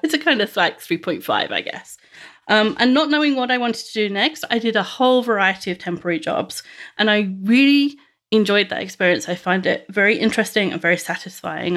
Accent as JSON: {"language": "English", "region": "London", "country": "United Kingdom", "tie": "born or raised there", "said": "I grew up in West London, the eldest of three children"}